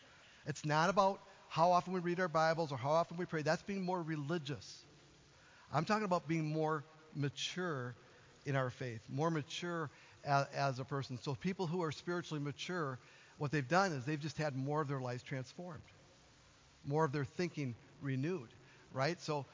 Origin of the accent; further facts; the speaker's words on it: Duluth, Minnesota, United States; I came from Duluth, Minnesota, right? On the shores of the largest freshwater lake in the world, right?